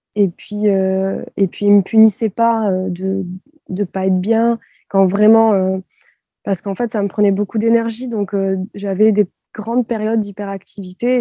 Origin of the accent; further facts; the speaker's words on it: France; en tant que Française